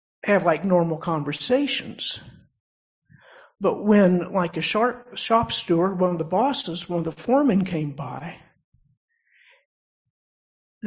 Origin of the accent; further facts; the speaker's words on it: West Virginia, United States; moved away; I worked for a little bit in a factory in the town I was born in West Virginia